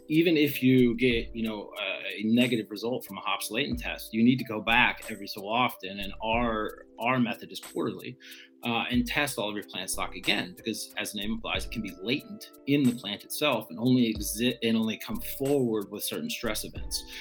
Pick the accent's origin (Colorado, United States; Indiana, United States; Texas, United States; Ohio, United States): Texas, United States; moved away as an adult; also born or lived in Vancouver Island, British Columbia; now in Michigan, United States; the place that I grew up was in Texas